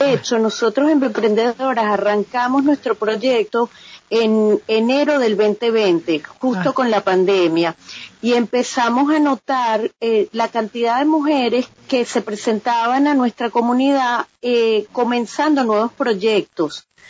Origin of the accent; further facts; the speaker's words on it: Venezuela; moved away as an adult; now in Miami, United States; yo también soy mujer migrante venezolana emprendedora